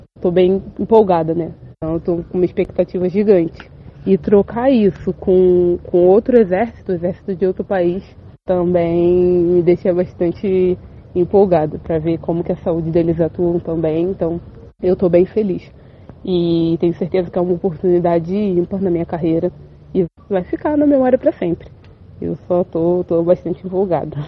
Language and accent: Portuguese; Rio de Janeiro, Brazil; moved away as an adult; now in São Vicente, Brazil; eu sou natural do Rio de Janeiro